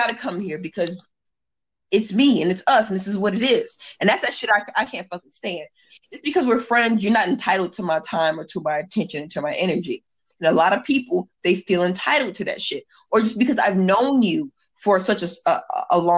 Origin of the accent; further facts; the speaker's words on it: Indiana, United States; now in San Diego, United States; And I'm originally from Indiana, so the Hoosier in me